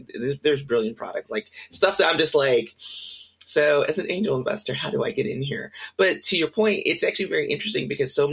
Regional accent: Mississippi, United States; moved away; I'm originally from Mississippi

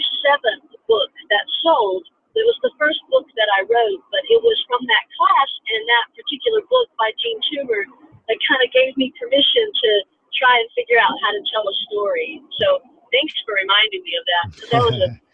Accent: North Carolina, United States; Growing up in North Carolina, in school in North Carolina

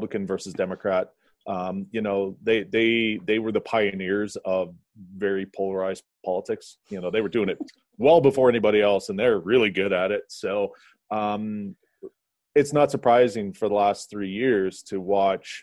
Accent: Canada; as a Canadian and on the opposite side of the continent

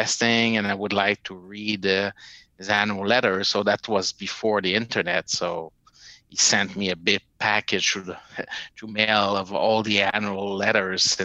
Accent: Montreal, Quebec, Canada; my hometown in Montreal

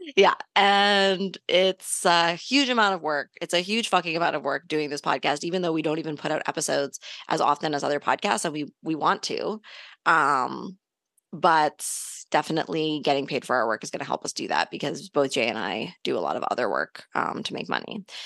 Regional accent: Canada; we're Canadian

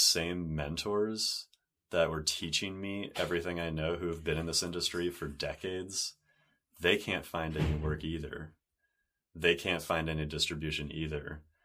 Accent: San Diego, California, United States; growing up in San Diego by the ocean

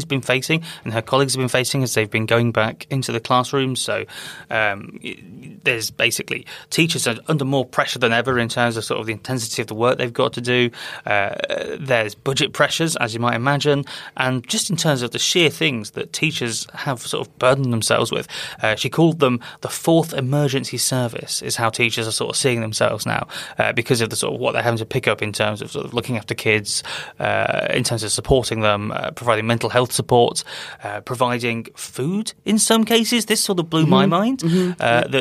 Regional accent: United Kingdom; as a British person

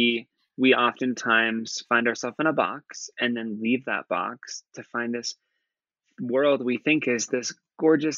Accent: Nebraska, United States; moved away; growing up in Nebraska, even though I grew up in a suburb and I grew up in a liberal town in the middle of a very red state

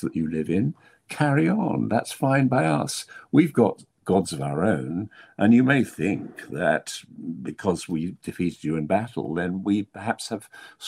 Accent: England, United Kingdom; I'm an English writer

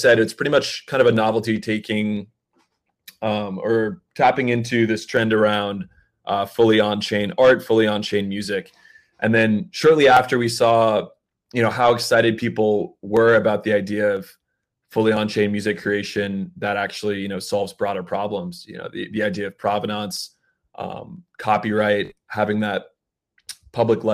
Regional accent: Atlanta, Georgia, United States; We're all from Atlanta

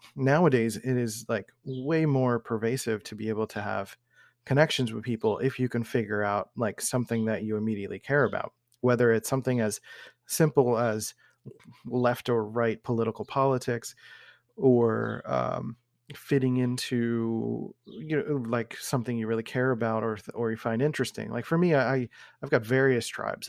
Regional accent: Philadelphia, Pennsylvania, United States; I grew up in Northeast Philadelphia

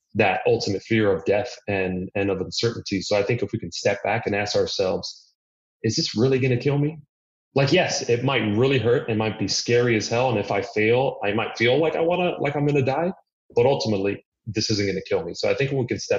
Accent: Miami, Florida, United States; I'm Cuban. My parents were born in Cuba. I was born in Miami. So I grew up there.

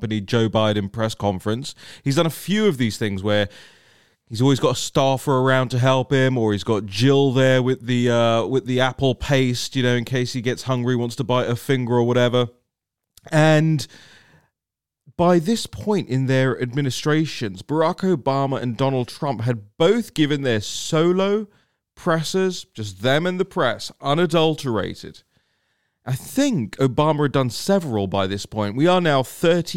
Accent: United Kingdom; moved away; also born or lived in Westminster; my home country, in the United Kingdom

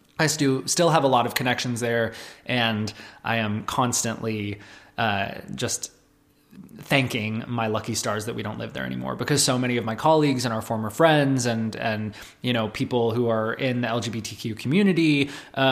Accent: Tucson, Arizona, United States; moved away as an adult; also born or lived in Santa Clara, California / Los Angeles / Nashville; I grew up here in Tucson, and then when I was 18, I moved to California for college

